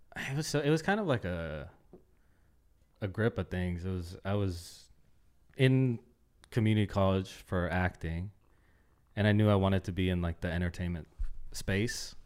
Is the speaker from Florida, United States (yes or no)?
no; Oakland, California, United States; moved away as an adult; also born or lived in Concord, California; now in Los Angeles, United States; I grew up in Oakland and then moved to Concord, and that's where I spent, like, my teenage years